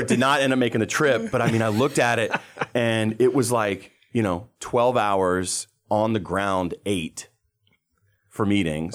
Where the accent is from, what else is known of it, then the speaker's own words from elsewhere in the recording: Pinehurst, North Carolina, United States; Pinehurst, North Carolina, which is my hometown